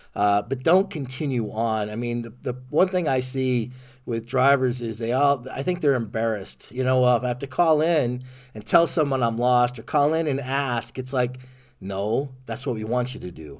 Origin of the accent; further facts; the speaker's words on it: Ohio, United States; moved away as an adult; also born or lived in Germany; I'm from Ohio originally